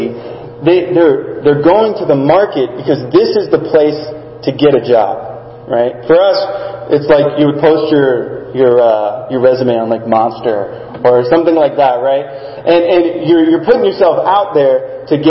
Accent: South Texas, United States; I grew up in South Texas

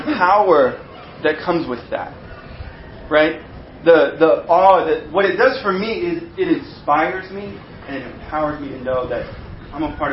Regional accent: United States; I am an American

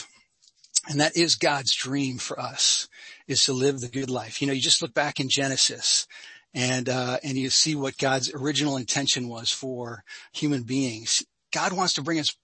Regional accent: Sussex County, New Jersey, United States; I grew up in North Jersey. So Cheryl, I grew up in Sussex County

